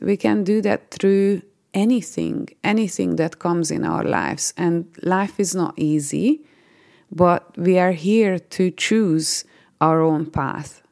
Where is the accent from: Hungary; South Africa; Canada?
Hungary; moved away as an adult; now in United Kingdom; I am originally from Hungary and I've been living in the UK for 14 years.